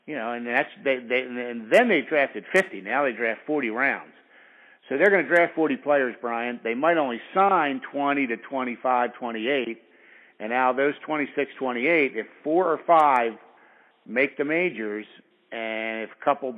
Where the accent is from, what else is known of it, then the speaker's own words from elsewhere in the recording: Baltimore, Maryland, United States; this is my hometown